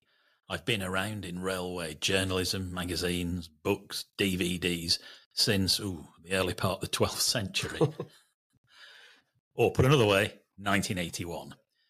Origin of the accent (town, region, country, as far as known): Burnley, North West England, United Kingdom